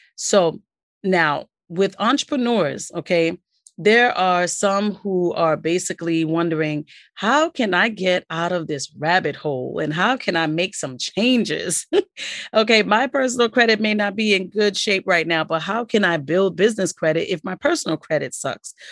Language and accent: English; New York City, New York, United States; also born or lived in Queens, New York City; I'm from New York City, as you know. Born and raised, um, live in New York City, and I'm from Brooklyn